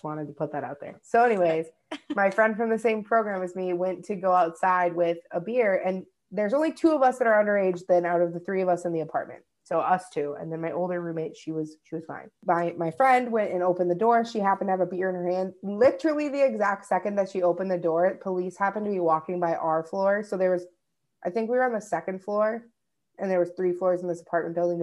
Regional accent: Minnesota, United States; I'm from Minnesota

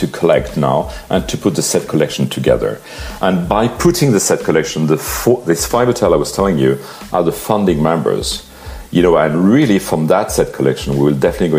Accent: Paris, Île-de-France, France; I was born and raised in Paris

